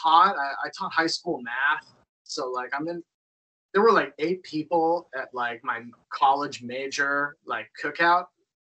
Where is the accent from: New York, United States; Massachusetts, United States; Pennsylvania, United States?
Massachusetts, United States; Salem; moved away as an adult; also born or lived in Colorado / New Hampshire / Washington, D.C. area / Idaho; now in Seattle, United States; I grew up in Salem, Massachusetts, just like 20 minutes north of Boston.